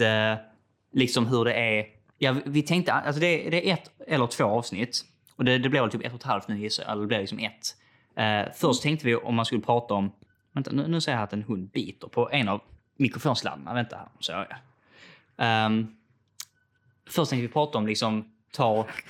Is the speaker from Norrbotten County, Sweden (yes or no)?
no; Skåne, Sweden; accent: Scanian; när jag pratar själv och hör mig själv prata så tycker jag inte det är skånska